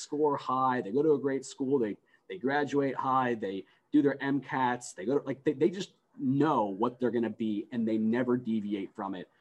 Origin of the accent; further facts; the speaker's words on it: United States; I was the first one born in the United States. And I was born in the United States, you know, a mere weeks after my mother was able to escape Iran.